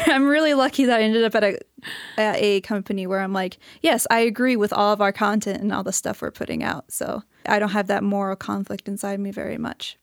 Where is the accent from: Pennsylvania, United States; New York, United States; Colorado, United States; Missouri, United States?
Missouri, United States; St. Louis; moved away as an adult; now in Missoula, United States; I'm from Saint Louis, Missouri